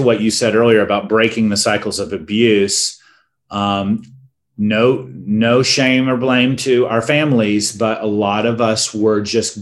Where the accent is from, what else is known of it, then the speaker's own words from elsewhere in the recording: North Florida, United States; now in Northern California, United States; I grew up canoeing on North Florida rivers and spending half my time down at the beach in the summer at our beach cottage